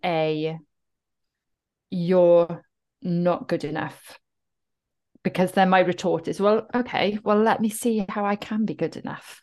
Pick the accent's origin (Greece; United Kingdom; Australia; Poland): United Kingdom; Cwmbach, Wales; accent: Welsh; I'm from South Wales, I'm from the Welsh Valleys. There, there is a heritage of being working class, being the underdog. And I come from a little village called Cwmbach